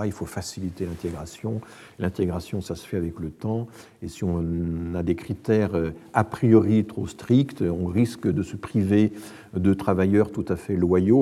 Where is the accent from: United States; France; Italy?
France; chez nous en France